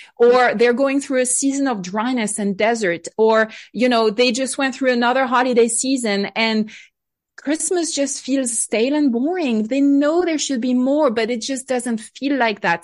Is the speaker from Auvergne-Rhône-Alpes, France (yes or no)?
no; Bordeaux wine country, Nouvelle-Aquitaine, France; moved away; I grew up in France, uh, on my side of the Atlantic Ocean, not too far from the, from the water in the Bordeaux wine country